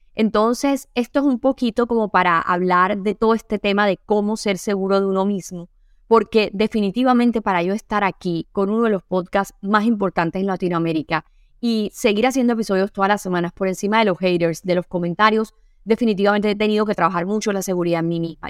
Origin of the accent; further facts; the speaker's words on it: Sincelejo, Sucre, Colombia; accent: costeña; yo soy de Cincelejo